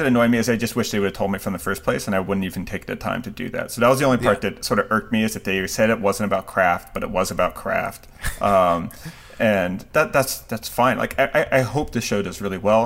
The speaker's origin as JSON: {"language": "English", "country": "United States", "said": "my last name may be ethnically Japanese doesn't mean I'm not American"}